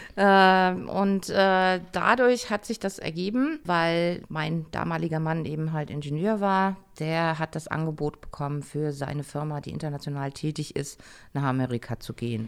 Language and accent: German; Germany; moved away; also born or lived in United States; als Deutscher